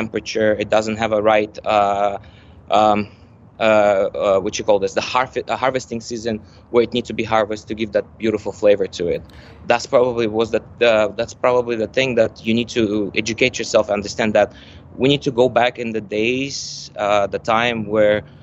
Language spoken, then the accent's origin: English; Dubai, United Arab Emirates; also born or lived in Malaysia / United States; I grew up literally in Dubai.